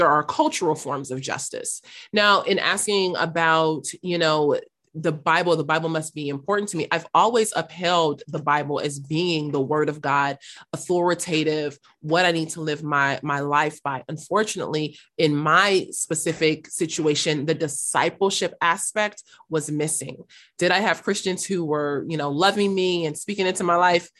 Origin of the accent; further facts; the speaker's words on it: Los Angeles, California, United States; also born or lived in North Hollywood / South Africa; I am originally from South Los Angeles, South Central Los Angeles